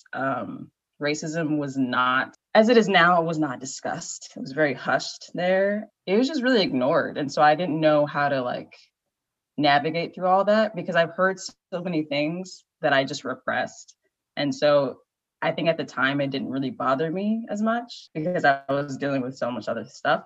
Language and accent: English; Naperville, Illinois, United States; moved away as an adult; also born or lived in Maryland / Chicago / California; now in Washington, DC, United States; I was born in Maryland, grew up in Naperville